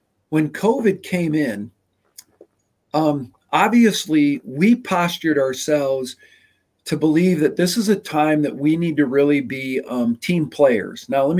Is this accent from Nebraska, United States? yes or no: yes; Nebraska, United States; also born or lived in Michigan; I was born in Michigan. I moved to Nebraska when I was 5, and I'd already lived in 4 different parsonages.